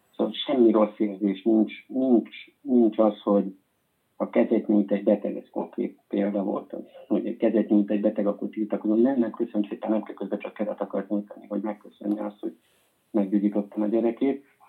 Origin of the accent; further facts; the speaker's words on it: Hungary; moved away as an adult; now in Spain; magyarok vagyunk